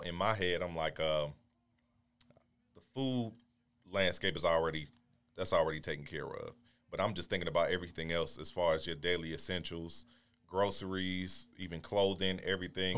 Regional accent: Baltimore, Maryland, United States; moved away as an adult; now in Houston, United States; originally from Baltimore, Maryland

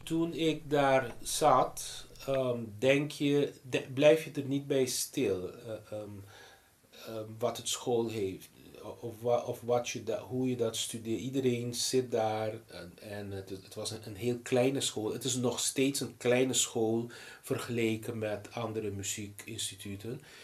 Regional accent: Aruba; first language Papiamento; Dutch is a second language; moved away as an adult; also born or lived in Boston, United States; now in Netherlands; in mijn moedertaal, papiamento

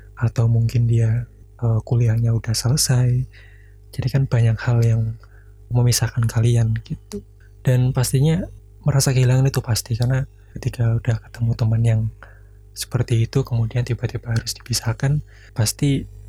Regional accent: Blora, Central Java, Indonesia; daerah aku di Blora

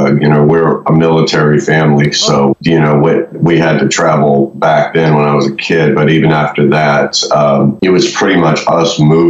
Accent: Daytona Beach, Florida, United States; born there; also born or lived in Ohio / Pittsburgh / West Virginia; From Florida, I was born in Daytona Beach.

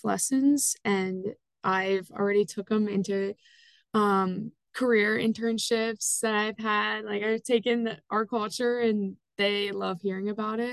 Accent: Lancaster, Pennsylvania, United States; I am from Lancaster, Pennsylvania

